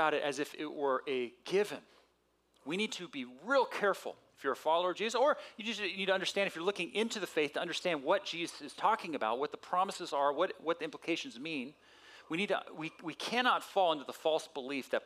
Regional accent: San Diego, California, United States; Growing up in San Diego when I was a little guy

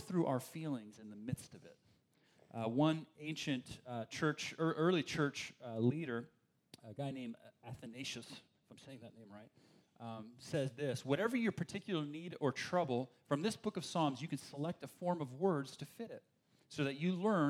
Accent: Berkeley, California, United States; I grew up in the East Bay over there in Berkeley

